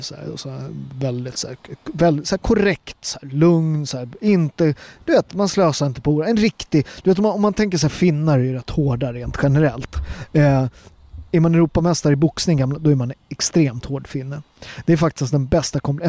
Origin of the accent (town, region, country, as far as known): Sweden; born or raised there